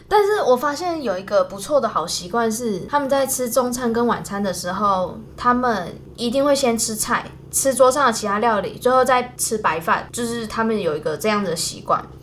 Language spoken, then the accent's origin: Chinese; Taiwan; moved away; 我们台湾人不是火锅的蘸酱，一定会有沙茶酱吗